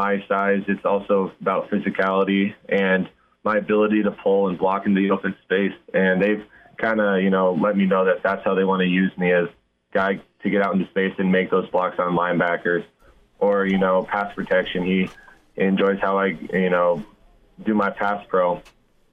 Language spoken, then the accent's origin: English; Nebraska, United States; growing up in Nebraska